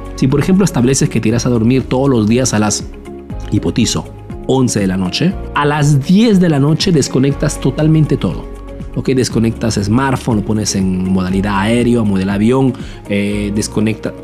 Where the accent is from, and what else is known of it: Peru; now in Italy